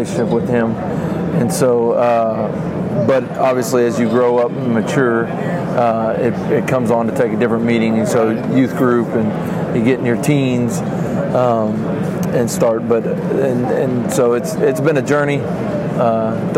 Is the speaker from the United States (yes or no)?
yes; Pearland, Texas, United States; also born or lived in Dallas, Texas / Baytown, Texas / Anahuac, Texas; now in Wallis, United States; I'm from Pearland, Texas